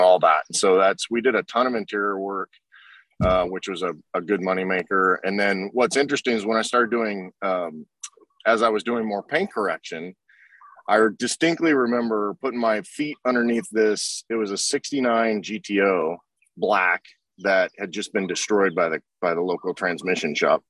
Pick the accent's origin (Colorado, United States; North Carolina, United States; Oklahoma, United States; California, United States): Oklahoma, United States; I grew up in Oklahoma, so the car culture there is is really strong